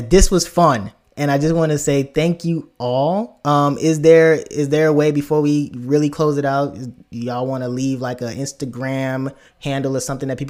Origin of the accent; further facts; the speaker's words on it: United States; accent: American; also born or lived in Nigeria; my natural accent is my American accent